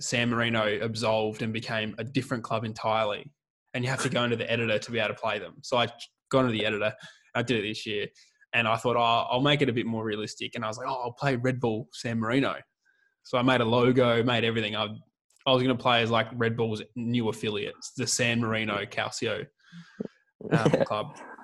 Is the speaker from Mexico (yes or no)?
no; Australia; also born or lived in Adelaide; being Australian